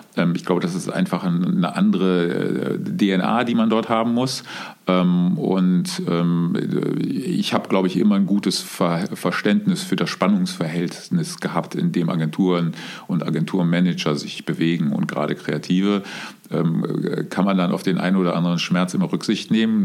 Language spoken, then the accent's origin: German; Cologne, North Rhine-Westphalia, Germany; also born or lived in Munich; gebürtig, geboren bin ich, bin ich äh, in, in Köln. Ähm, wie man sagt, auf der falschen Rheinseite in Köln-Deutz